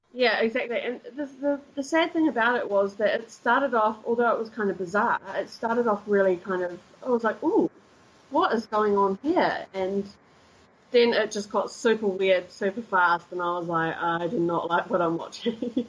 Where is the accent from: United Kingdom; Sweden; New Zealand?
New Zealand; Christchurch, Canterbury; moved away as an adult; also born or lived in deep south of New Zealand; now in Cologne, Germany; I was born in the deep south, but I grew up in Christchurch.